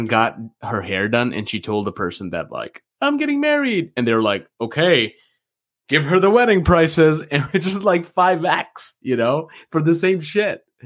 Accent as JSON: {"language": "English", "country": "Canada", "said": "I'm actually from Canada"}